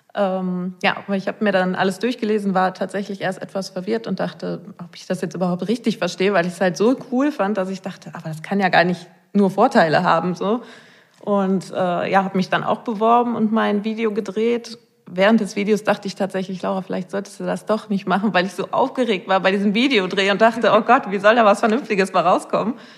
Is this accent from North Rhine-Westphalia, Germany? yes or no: yes; Rheinberg, North Rhine-Westphalia, Germany; komme aus Rheinberg vom Niederrhein